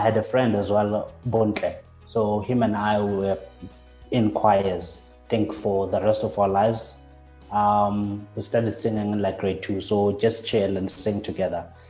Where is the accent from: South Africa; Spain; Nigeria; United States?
South Africa; Katlehong, Gauteng; I grew up in Katlehong